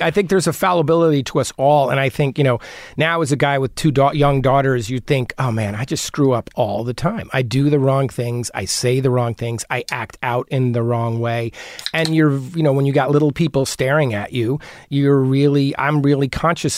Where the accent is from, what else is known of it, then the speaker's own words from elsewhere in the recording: New Providence, New Jersey, United States; also born or lived in Brooklyn, New York; now in Los Angeles, United States; I grew up in New Jersey